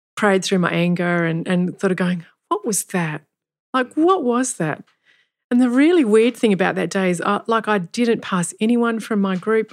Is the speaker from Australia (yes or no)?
yes; Kalgoorlie, Western Australia, Australia; I grew up in Kalgoorlie